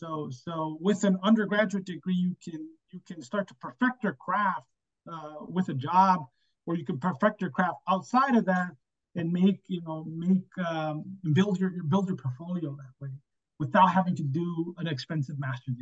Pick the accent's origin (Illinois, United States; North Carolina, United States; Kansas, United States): Illinois, United States; Chicago; And it was close to home. I'm from Chicago. U of I is 2 hours away.